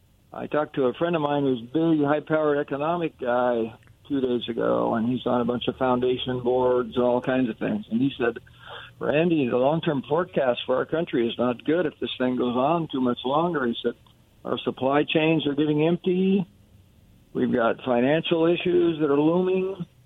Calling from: Kennewick, Washington, United States; chiming in from Kennewick.

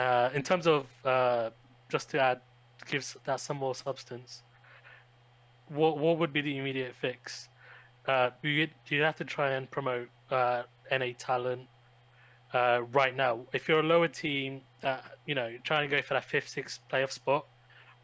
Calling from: United Kingdom; I'm calling from the UK

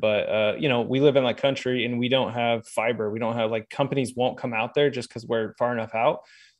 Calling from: Springfield, Missouri, United States; Yeah, Springfield, Missouri. I'm recording this in one of our short-term rentals, our Airbnbs.

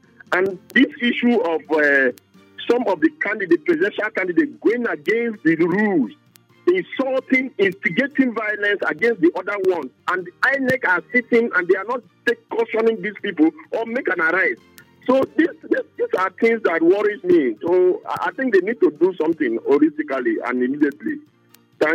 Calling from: Maitama, Federal Capital Territory, Nigeria; Calling you from Maitama.

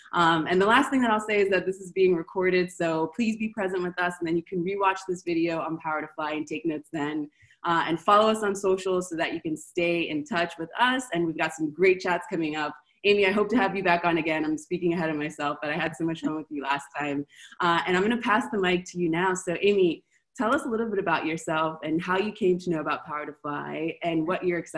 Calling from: Argentina; So I'm calling from Argentina.

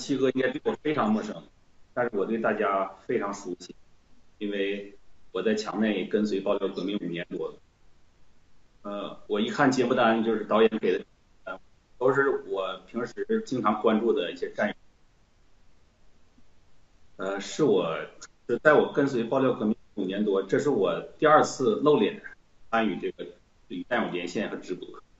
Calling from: Barcelona, Catalonia, Spain; 我是来自西班牙巴塞

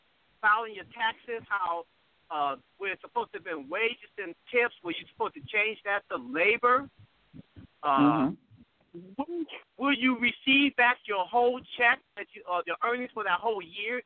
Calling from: Ohio, United States; I'm calling from Ohio.

